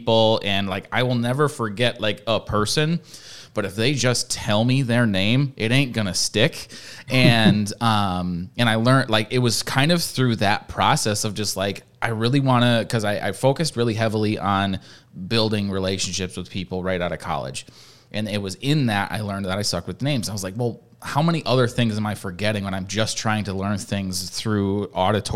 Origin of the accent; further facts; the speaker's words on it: Midwest, United States; I'm from the Midwest. I've lived in the Midwest my whole life